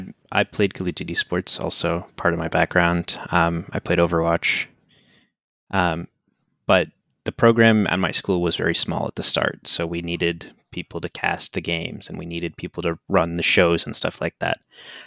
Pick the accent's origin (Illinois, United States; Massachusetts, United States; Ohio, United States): Massachusetts, United States; Boston; So it's like, I'm a Red Sox fan because I'm from Boston, obviously